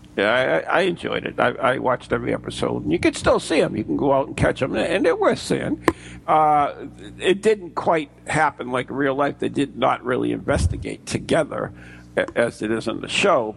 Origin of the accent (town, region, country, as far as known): United States